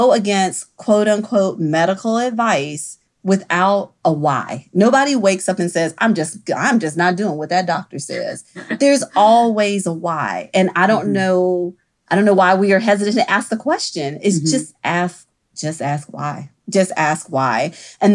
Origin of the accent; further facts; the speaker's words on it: Mississippi, United States; now in New Orleans, United States; I'm originally from Mississippi